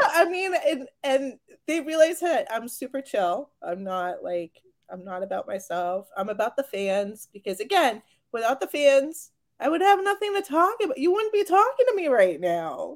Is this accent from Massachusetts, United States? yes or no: yes; Marion, Massachusetts, United States; I grew up in Marion.